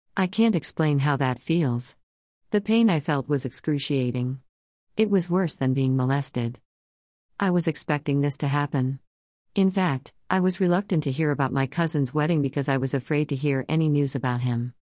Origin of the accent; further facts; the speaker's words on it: Surigao City, Caraga, Philippines; we lived on a small island near my hometown of Surigao City in the Philippines